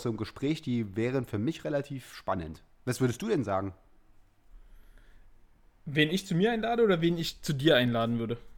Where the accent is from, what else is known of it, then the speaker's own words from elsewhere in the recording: East Germany, Germany; ich bin ja bei, als Ossi sozusagen ähm, und mit so einer äh, Kindheit in den 80ern